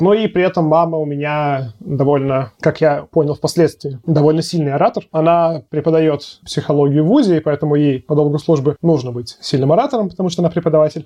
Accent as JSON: {"language": "Russian", "country": "Russia", "said": "я из России уезжать не хочу"}